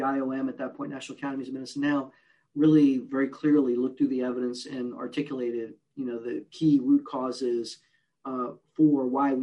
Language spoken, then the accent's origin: English; Puerto Rico; moved away; also born or lived in New York City, United States / Newark, New Jersey, United States; I'm originally from Puerto Rico. I grew up in a bilingual, bicultural home.